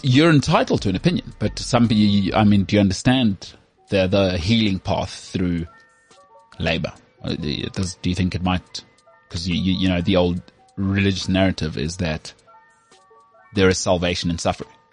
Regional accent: South Africa; I'm from South Africa

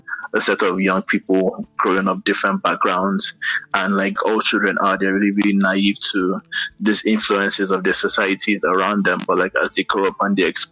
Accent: Lagos, Nigeria; also born or lived in Enugu; growing up in Lagos, like as a child

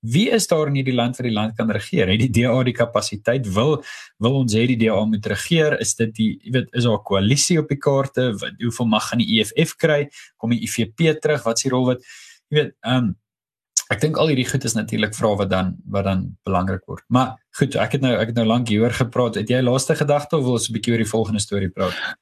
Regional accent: South Africa; also born or lived in Pretoria, Gauteng

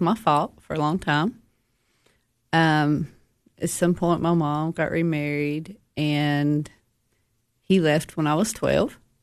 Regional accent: United States; I grew up in DeKalb County

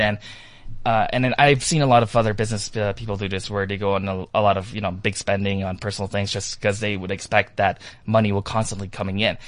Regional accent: Toronto, Ontario, Canada; I am from Toronto, Canada, and I actually landed here in South Africa yesterday

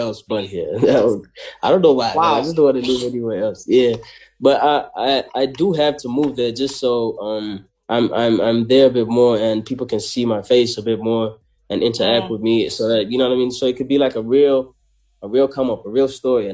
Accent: South Africa; I come from Ilovo

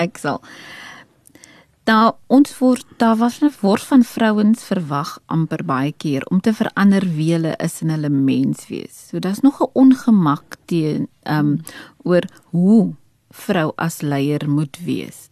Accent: Port Elizabeth, Eastern Cape, South Africa; moved away; Ek is oorspronklik van die Oos-Kaap. Um, ek het in Port Elizabeth groot geword.

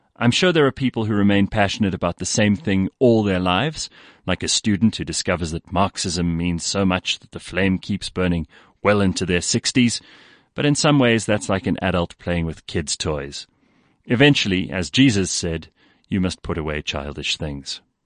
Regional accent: South Africa; I used to be proud of being South African

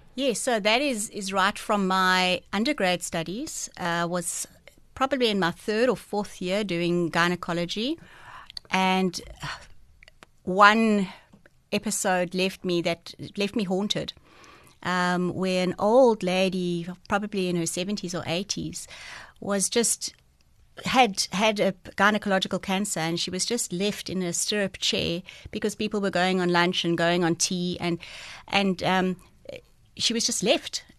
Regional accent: Port Elizabeth, Eastern Cape, South Africa; also born or lived in George; I was born in George, but I, I grew up in Port Elizabeth. So from the age of about six, I've been in P E.

